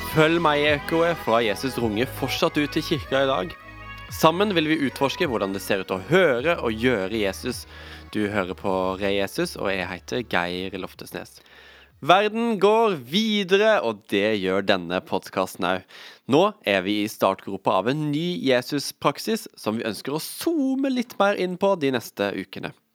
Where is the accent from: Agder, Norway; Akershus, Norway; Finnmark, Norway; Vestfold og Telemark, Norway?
Agder, Norway; Vegårshei; jeg er jo fra Vegårshei